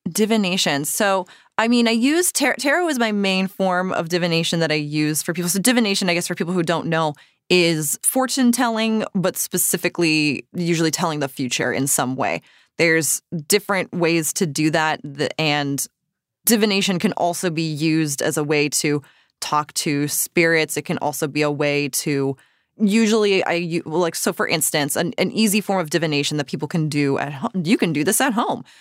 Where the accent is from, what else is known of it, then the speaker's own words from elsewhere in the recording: Cape Cod, Massachusetts, United States; moved away; I grew up on Cape Cod, but I did grow up going to Salem for October, pretty much every October that I lived in Massachusetts